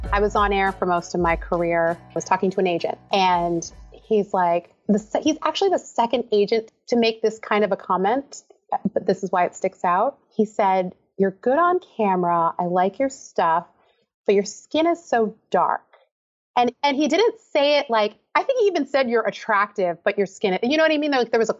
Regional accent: Philadelphia suburbs, Pennsylvania, United States; now in Massachusetts, United States; Girl, I was the only … in the Philadelphia suburbs.

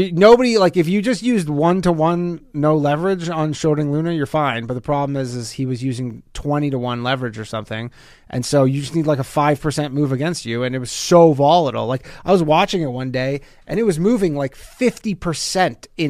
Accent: Canada; moved away; Canada where I'm from, like, yes, the demographics are good. Like when I grew up, Canada was 80 something percent white people.

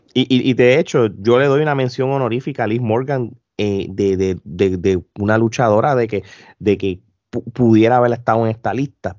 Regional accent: Puerto Rico; nosotros no somos regionales, pero somos boricuas

